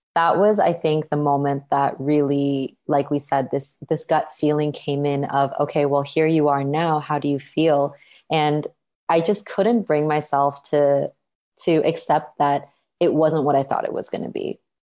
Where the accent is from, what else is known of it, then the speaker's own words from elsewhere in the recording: Canada; moved away as an adult; also born or lived in Toronto; now in Bali, Indonesia; I was born and raised in Canada, which is where I grew up.